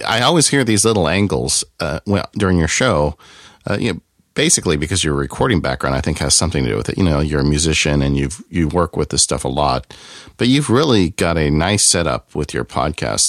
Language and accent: English; Southern California, United States; I grew up in Southern California